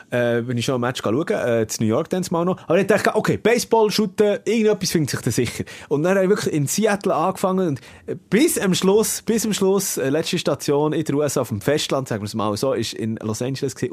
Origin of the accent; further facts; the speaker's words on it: Switzerland; wir Schweizer